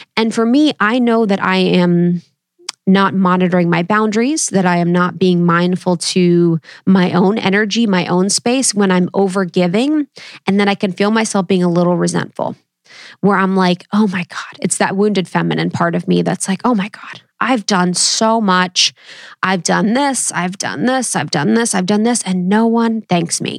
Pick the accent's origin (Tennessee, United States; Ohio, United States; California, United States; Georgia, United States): Ohio, United States; I come from Ohio, baby, Midwest, roots through and through